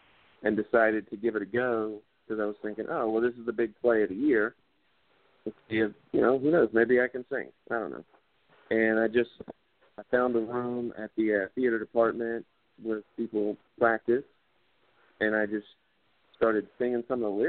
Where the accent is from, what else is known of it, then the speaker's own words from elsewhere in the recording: Lake Wylie, South Carolina, United States; moved away as an adult; now in Georgia, United States; I grew up in Lake Wylie, South Carolina, which is near Charlotte.